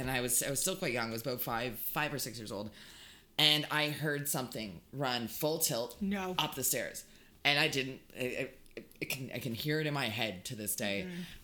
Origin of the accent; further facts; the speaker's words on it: Hamilton, Ontario, Canada; Growing up in Hamilton